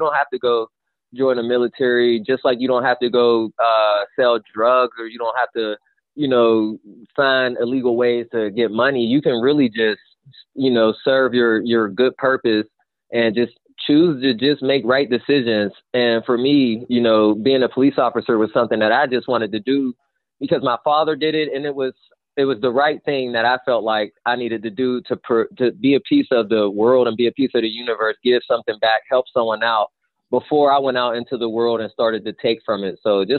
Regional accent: Wilkesboro, North Carolina, United States; I just couldn't get out my head that I'm a kid from Wilkesboro.

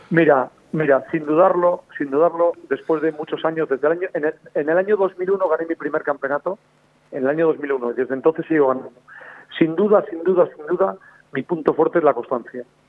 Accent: Villares de Órbigo, Castile and León, Spain; moved away; also born or lived in Asturias; En mi pueblo, en Villores de Órbigo

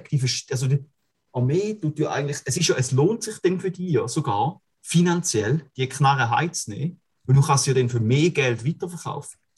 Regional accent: Switzerland; Aber wenn man jetzt als äh, Schweizer Mann, der dienstpflichtig ist und Dienst geleistet hat

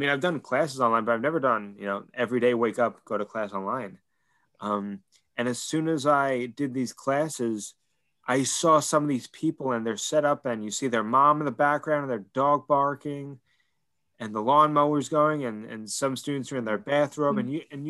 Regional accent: New York, United States; So I'm from New York and everyone else is from LA.

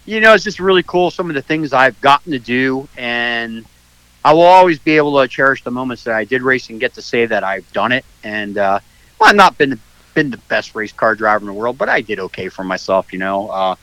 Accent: Pennsylvania, United States; moved away as an adult; now in Florida, United States; I grew up in Pennsylvania, but spent a lot of my adult life here in Florida

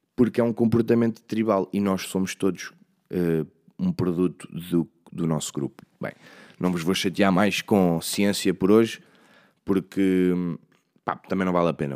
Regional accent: Leiria, Centro, Portugal; eu sou mesmo de Leiria, sou mesmo desta zona

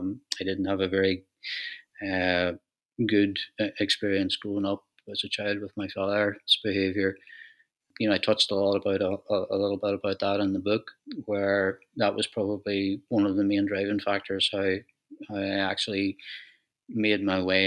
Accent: Donegal, Ulster, Ireland; moved away as an adult; also born or lived in Dublin; now in County Tyrone, Northern Ireland; I originally come from Donegal. I was born in Dublin, but I grew up in Donegal.

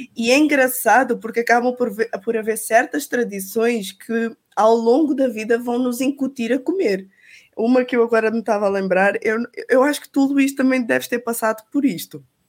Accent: Portugal

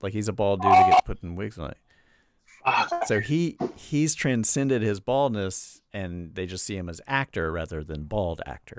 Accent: Charlotte, North Carolina, United States; also born or lived in Greensboro, North Carolina; I'm originally from Charlotte

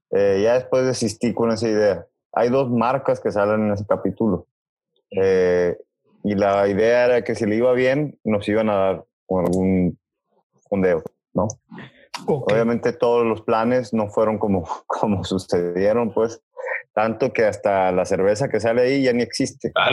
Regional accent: Mexico City, Mexico; Otra complicación es que, bueno, el Héctor y yo venimos del DF, ¿no?

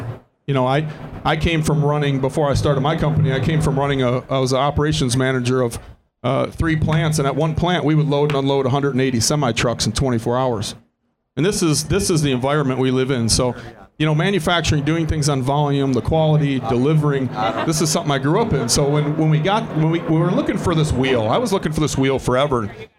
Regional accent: Detroit, Michigan, United States; We're from Detroit, where you make millions of things. You don't make hundreds or thousands. You know, so if I walk into suppliers in my hometown and I say I want 1,000, I don't register on their, they don't hear me.

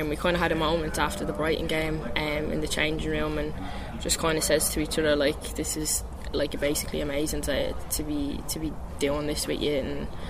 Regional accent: Ireland; moved away as an adult; also born or lived in Glasgow; now in London, United Kingdom; come home and play for Ireland

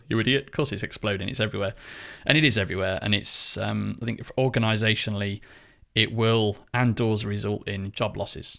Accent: United Kingdom; I'm British

